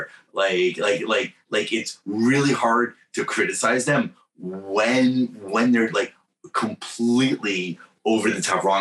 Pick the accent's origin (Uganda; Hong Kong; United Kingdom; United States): United States; New York; moved away; also born or lived in Bay Area, California; I'm from New York